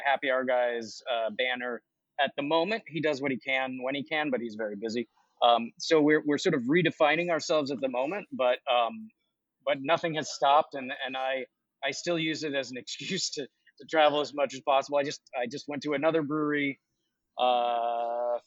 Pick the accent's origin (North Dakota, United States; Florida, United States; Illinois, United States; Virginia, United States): Virginia, United States; also born or lived in Worcester, Massachusetts; We moved when I was very young to Virginia, and I spent, you know, the bulk of my childhood growing up in Virginia